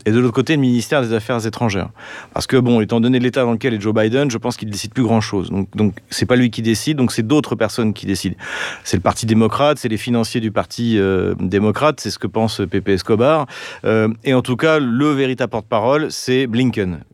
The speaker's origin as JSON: {"language": "French", "country": "France", "said": "nous, en tant que Français"}